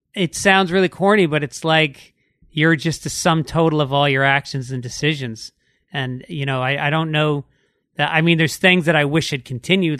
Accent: New York City, New York, United States; moved away; also born or lived in Boston; I'm from New York

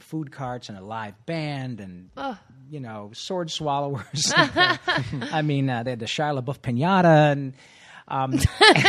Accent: Michigan, United States; moved away; I grew up in Michigan

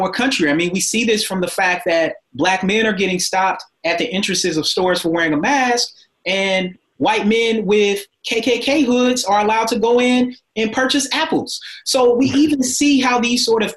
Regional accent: the South, United States; as a Southerner

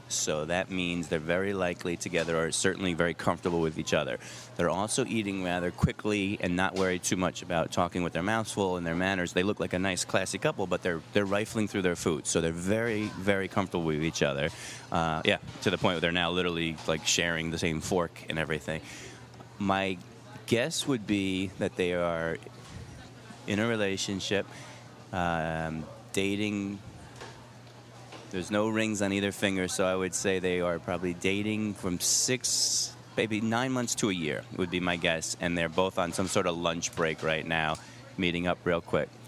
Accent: New York, United States; well, I'm a New Yorker, so I just talk very quickly.

